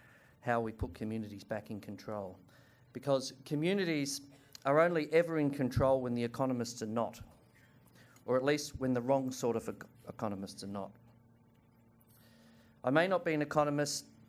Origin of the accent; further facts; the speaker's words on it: Doveton, Victoria, Australia; the neighbourhood in which I grew up in Doveton